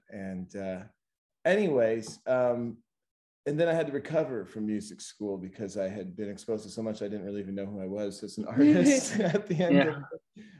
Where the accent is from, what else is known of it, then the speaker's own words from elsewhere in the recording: outside of Seattle, Washington, United States; moved away as an adult; also born or lived in Boston; I grew up outside of Seattle